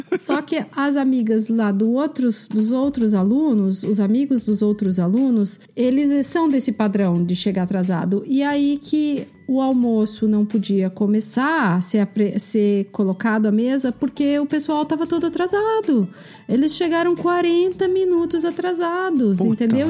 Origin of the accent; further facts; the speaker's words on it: Brazil; moved away; eu também sou brasileira